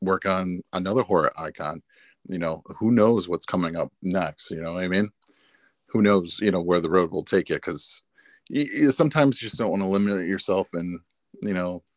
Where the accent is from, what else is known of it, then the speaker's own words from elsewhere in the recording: Michigan, United States; I am from Michigan